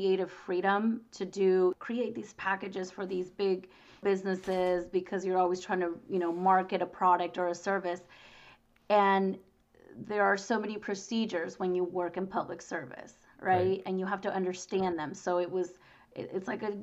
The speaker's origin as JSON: {"language": "English", "town": "Boyes Hot Springs", "region": "California", "country": "United States", "tie": "born or raised there", "said": "I grew up in the Springs. I grew up in the Valley"}